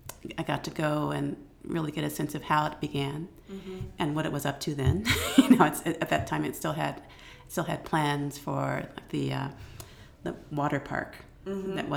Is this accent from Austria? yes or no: no; California, United States; moved away as an adult; also born or lived in Florida / South Africa / India / Egypt; I was born and raised mostly in California, born in Florida, but raised in California.